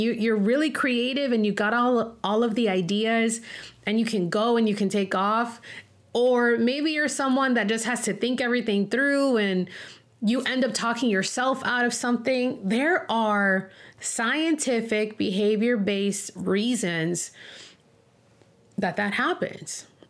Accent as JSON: {"language": "English", "town": "Miami", "region": "Florida", "country": "United States", "tie": "born or raised there", "also_born_or_lived": "Denver, Colorado", "moved": "as an adult", "said": "I ended up leaving my hometown of Miami, Florida, and moving to Denver, Colorado"}